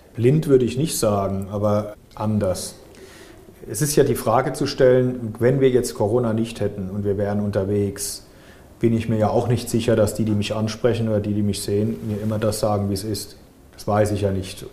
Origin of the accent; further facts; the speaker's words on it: Frankenthal, Rhineland-Palatinate, Germany; bei uns in Frankenthal